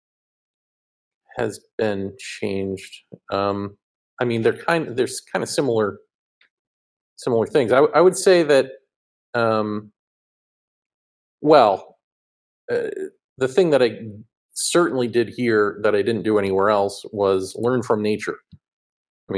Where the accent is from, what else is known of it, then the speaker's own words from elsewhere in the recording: Massachusetts, United States; moved away as an adult; also born or lived in New York; I grew up in Massachusetts and then my adult life, New York, and further adult life here